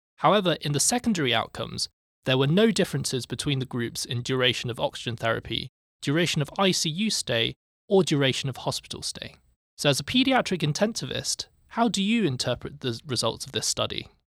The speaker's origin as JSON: {"language": "English", "country": "United Kingdom", "moved": "as an adult", "lives_now": "Boston, United States", "said": "as a Brit coming here"}